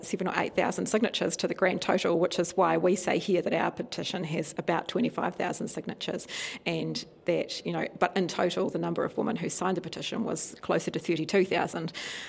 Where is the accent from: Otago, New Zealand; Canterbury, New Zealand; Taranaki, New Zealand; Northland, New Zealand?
Taranaki, New Zealand; I come from Taranaki